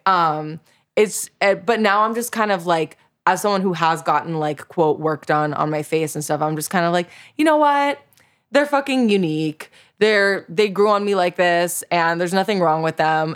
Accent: South Florida, United States; I grew up in South Florida

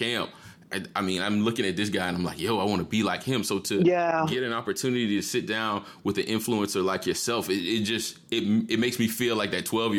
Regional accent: Jacksonville, Florida, United States; moved away; obviously I'm originally from Jacksonville, Florida.

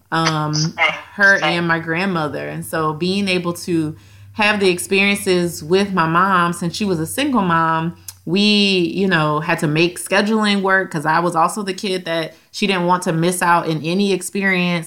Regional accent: Louisiana, United States; We're from Louisiana

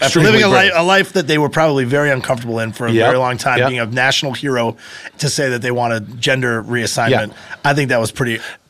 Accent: Canada; I'm Canadian

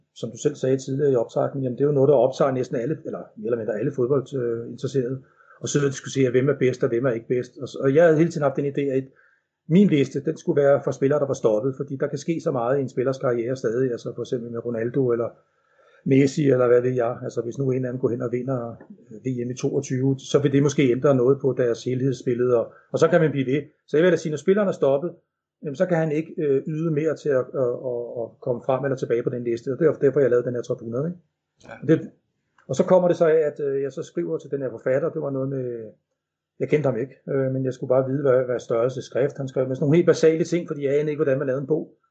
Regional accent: Denmark

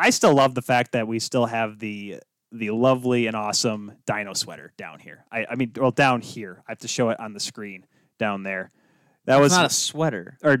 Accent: Grand Rapids, Michigan, United States; we're from Grand Rapids.

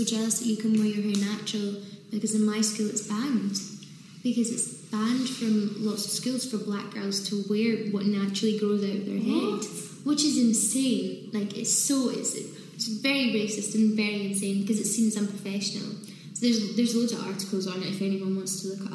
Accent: Scotland, United Kingdom; moved away; also born or lived in London; I did find it hard growing up in Scotland

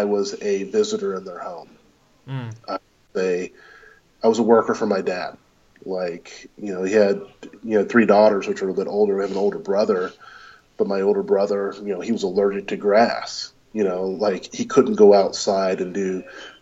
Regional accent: Georgia, United States; also born or lived in Louisville, Kentucky; we moved from Kentucky to Georgia around 6 years old

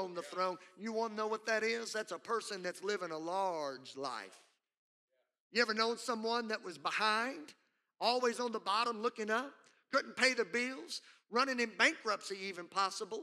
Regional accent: Southwest Louisiana, United States; Growing up in Southwest Louisiana

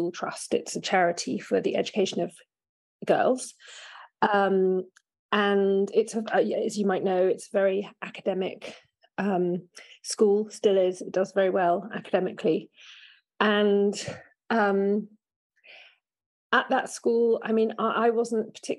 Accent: Oxford, South East England, United Kingdom; I grew up in Oxford

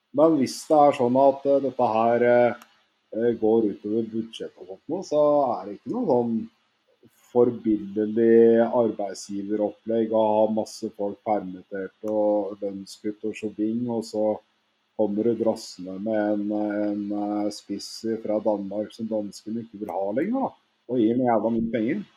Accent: Oslo, Norway; jeg er fra Grorud.

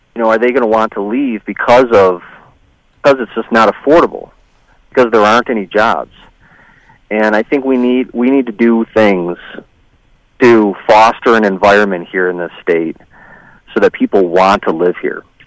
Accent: Tonawanda, New York, United States; also born or lived in Michigan / Montana; now in Westfield, United States; I grew up in Erie County in Tonawanda, and uh, I've lived a bunch of different places in my life

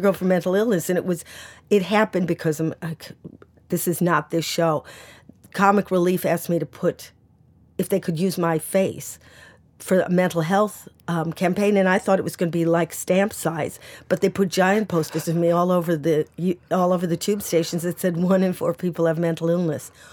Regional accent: United States; now in United Kingdom; I'm an American and I, I don't have a British passport

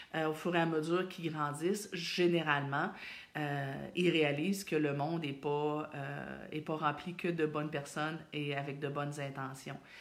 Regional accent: Thetford Mines, Quebec, Canada; je viens de Thetford

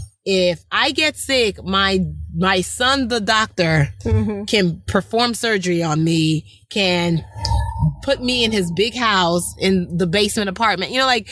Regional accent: Nigeria; Being Nigerian has helped me so much be a better American and a better person in this industry.

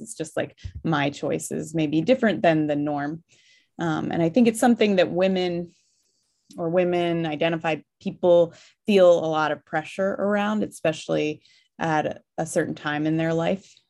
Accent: Virginia, United States; also born or lived in Fairbanks, Alaska / Milwaukee, Wisconsin; now in Washington State, United States; I grew up in Virginia, which is also a very beautiful countryside

